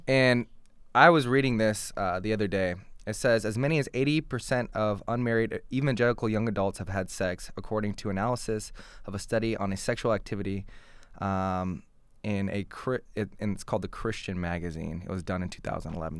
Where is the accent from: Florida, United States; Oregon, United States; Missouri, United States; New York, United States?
Oregon, United States; Portland; now in Massachusetts, United States; I was born and raised in Portland, Oregon